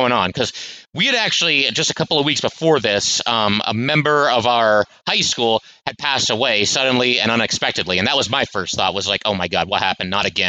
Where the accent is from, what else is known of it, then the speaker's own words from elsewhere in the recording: Connecticut, United States; I'm 15 years old. And, I grew up in Connecticut.